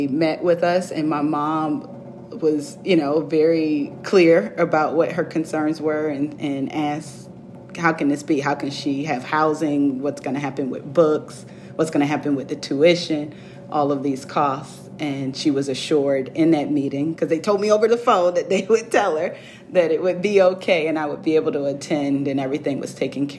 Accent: Virginia Beach, Virginia, United States; moved away as an adult; now in Washington, DC, United States; I grew up in Virginia Beach

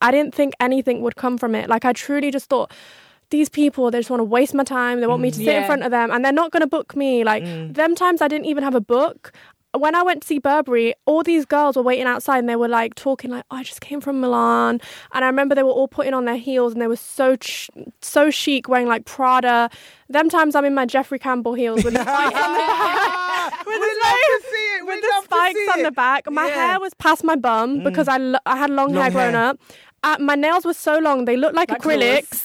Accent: Coventry, West Midlands, United Kingdom; now in London, United Kingdom; I'm from a small town

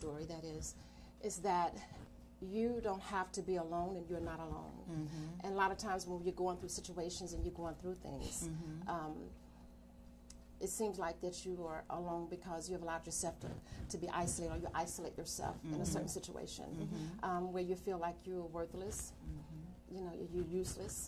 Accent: New Orleans, Louisiana, United States; moved away; I am from Louisiana

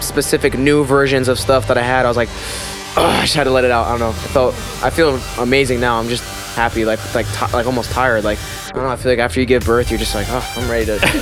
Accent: Pennsylvania, United States; I'm from Pennsylvania

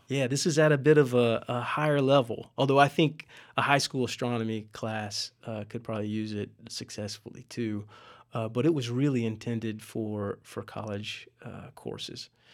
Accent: West Virginia, United States; moved away; my hometown in West Virginia

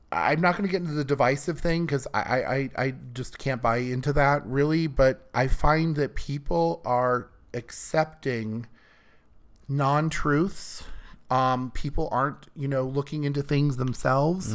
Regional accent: Iowa, United States; moved away as an adult; now in California, United States; I grew up in Iowa

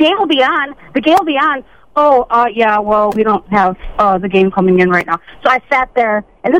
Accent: Green Bay, Wisconsin, United States; We were both born and raised in Green Bay. I was much more of a fan. I was born 3 weeks before the Ice Bowl, so I'm kind of old.

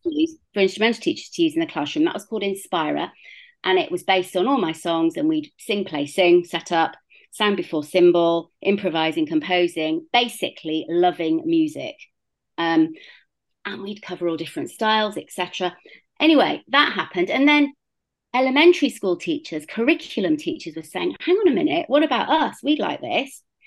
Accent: Bristol, South West England, United Kingdom; moved away as an adult; also born or lived in South Africa; So, as you can hear, I'm British. I grew up in Bristol, um, which is a fairly large city in the southwest of the UK

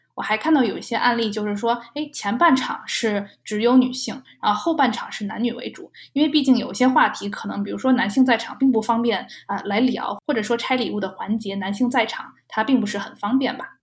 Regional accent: China; now in United States; 在中国的话，我们一般是不会在宝宝出生前有任何的庆祝活动的

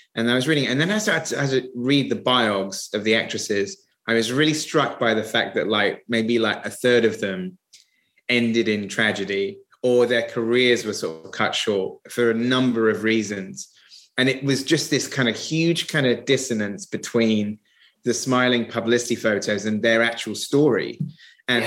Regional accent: Somerset, South West England, United Kingdom; moved away as an adult; now in London, United Kingdom; I'm from Somerset. I came to London when I was 20.

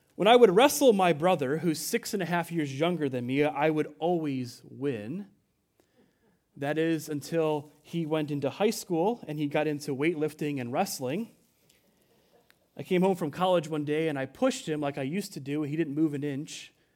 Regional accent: United States

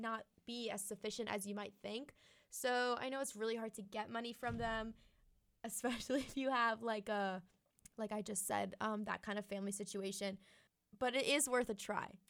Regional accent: Florida, United States; moved away as an adult; now in Auburn, United States; I'm from Florida

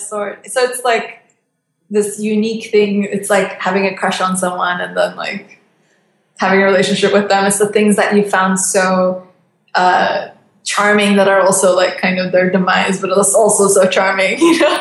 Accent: Turkey; moved away; I love my country too. I really, really do love Turkey

